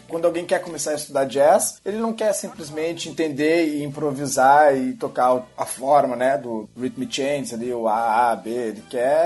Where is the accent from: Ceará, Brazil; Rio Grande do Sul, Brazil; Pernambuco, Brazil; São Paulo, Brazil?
Rio Grande do Sul, Brazil; Porto Alegre; eu sou natural de Porto Alegre, gaúcho da, da turma